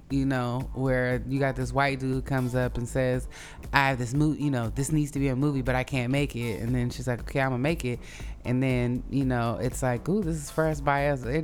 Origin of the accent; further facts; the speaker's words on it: Oakland, California, United States; it reminded me of like how I felt growing up in Oakland around, you know, black people who were from the South, but, you know, here.